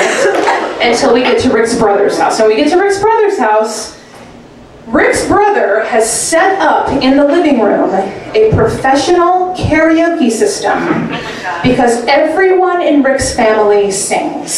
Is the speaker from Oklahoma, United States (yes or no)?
yes; Oklahoma City, Oklahoma, United States; moved away as an adult; also born or lived in Georgia; now in New York City, United States; I'm originally from Oklahoma City. I grew up my whole life there. But, you know, right now I live in New York City.